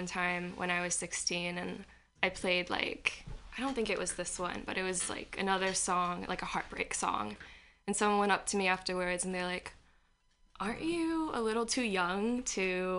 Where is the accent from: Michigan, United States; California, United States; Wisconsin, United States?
California, United States; San Fernando Valley; accent: Valley girl; moved away as an adult; now in San Francisco, United States; I've been in San Francisco for 2 years. I'm originally from the San Fernando Valley.